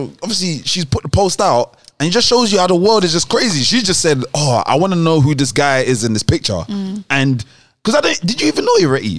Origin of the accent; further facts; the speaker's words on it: Nigeria; And we're Nigerian, specifically, you might understand what I'm about to say.